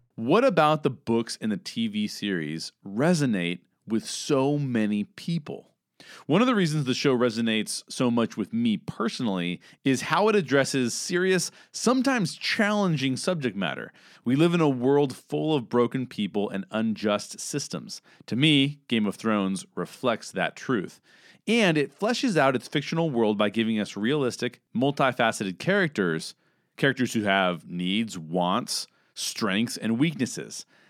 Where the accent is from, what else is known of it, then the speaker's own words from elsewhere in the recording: Southern California, United States; I'm a 38 year old white cis male who was born and raised in Southern California, where I currently reside